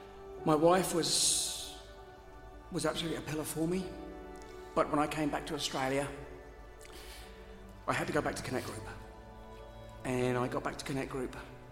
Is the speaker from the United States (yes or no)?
no; Aldershot, South East England, United Kingdom; also born or lived in Malaya / Singapore; I've been coming to Centro now for almost 30 years. I'm originally from the United Kingdom, a place called Aldershot. I've lived in Malaya and Singapore.